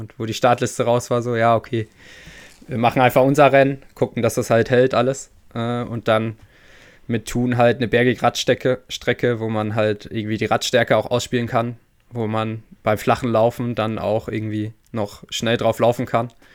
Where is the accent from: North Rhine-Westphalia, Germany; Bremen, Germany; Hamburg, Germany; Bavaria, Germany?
North Rhine-Westphalia, Germany; Sauerland; moved away as an adult; also born or lived in Leipzig / Chemnitz; wir kommen halt beide aus dem Sauerland, so. Wir sind quasi Nachbarn zu Hause